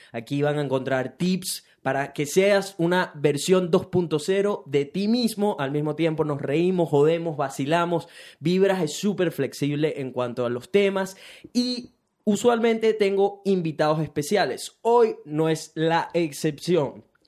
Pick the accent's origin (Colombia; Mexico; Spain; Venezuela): Venezuela; now in Brisbane, Australia; soy un latino que vive en Brisbane, Australia, específicamente venezolano